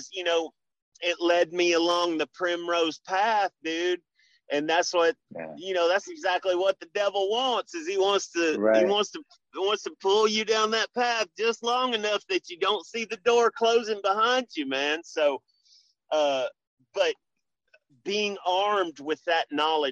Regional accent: Memphis, Tennessee, United States; I grew up in Memphis. I grew up a poor Memphis boy.

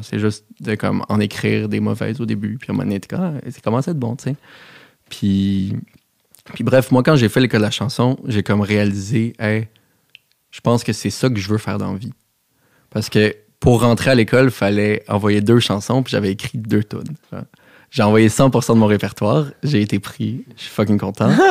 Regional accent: Montreal, Quebec, Canada; j'ai grandi à Outremont, chez mes parents

